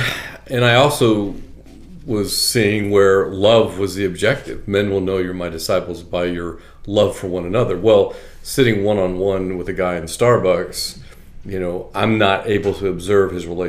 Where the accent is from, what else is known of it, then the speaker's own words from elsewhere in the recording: Chicago, Illinois, United States; because I'm from Chicago